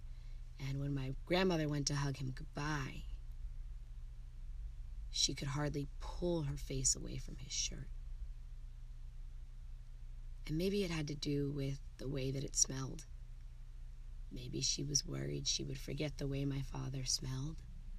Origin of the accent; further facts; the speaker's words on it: Germany; being a military kid growing up in Germany